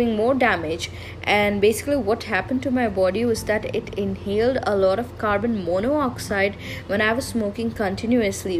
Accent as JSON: {"language": "English", "town": "Hubli", "region": "Karnataka", "country": "India", "tie": "born or raised there", "said": "I had booked my bus to my hometown in Hubli"}